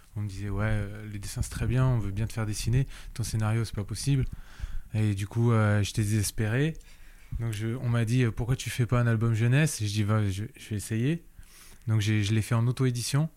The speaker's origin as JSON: {"language": "French", "country": "Réunion", "also_born_or_lived": "Paris", "moved": "as an adult", "said": "je suis rentré à La Réunion"}